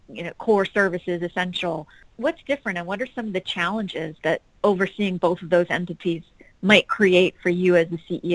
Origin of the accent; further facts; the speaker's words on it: Hawaii, United States; I'm born and raised in Hawaii as well, like yourself. Hawaii is very near and dear to my heart.